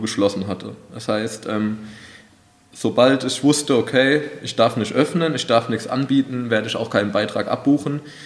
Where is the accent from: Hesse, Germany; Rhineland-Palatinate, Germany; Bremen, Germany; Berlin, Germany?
Hesse, Germany; Wald-Michelbach; ich komme ja auch aus Waldmischelbach